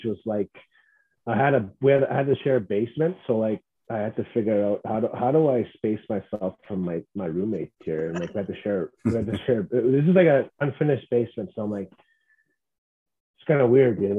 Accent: Cross Lake, Manitoba, Canada; I'm from Cross Lake

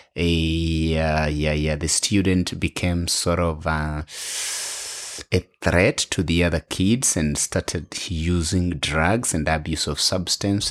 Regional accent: Western, Kenya; English is a second language; moved away as an adult; also born or lived in Bungoma / Nairobi / Ethiopia; now in Australia; I am a Kenyan. And so it is my home

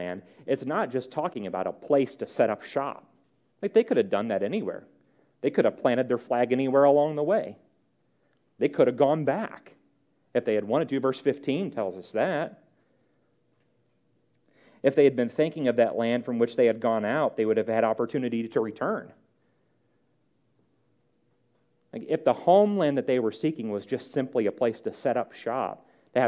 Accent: St. Louis, Missouri, United States; now in Bluffton, United States; I'm from St. Louis

